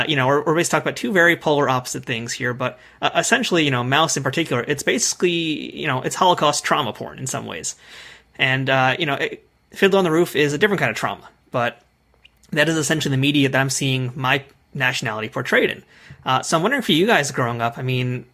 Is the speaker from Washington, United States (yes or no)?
no; New York, United States; I grew up in New York, so I'm a part of the New York public school system